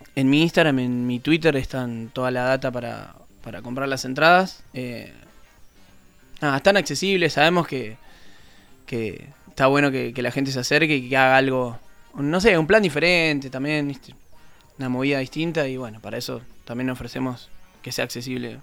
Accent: Santa Regina, Buenos Aires Province, Argentina; now in Buenos Aires, Argentina; es más o menos chico como el de ustedes. ¿eh? 500 personas, se llama Santa Regina

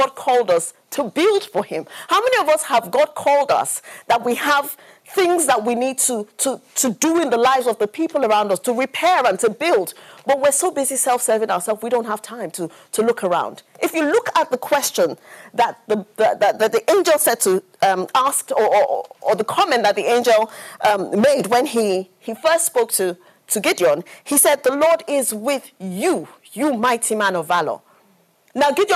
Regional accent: Nigeria; I grew up in Nigeria

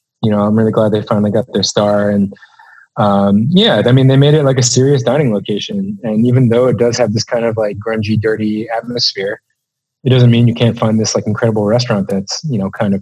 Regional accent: New York City, New York, United States; I wouldn't say I grew up in New York City, but I did go to school here, and I spent a lot of my teenage years here

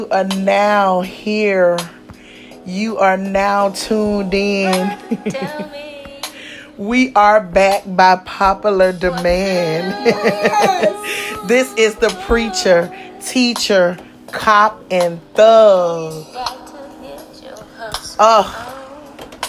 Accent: the South, United States; We are from the South. I'm from the South

